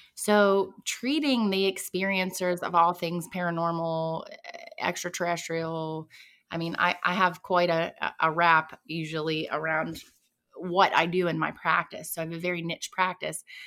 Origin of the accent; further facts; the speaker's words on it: southwestern Pennsylvania, United States; I was born in southwestern Pennsylvania. Um, I was born and raised there, actually.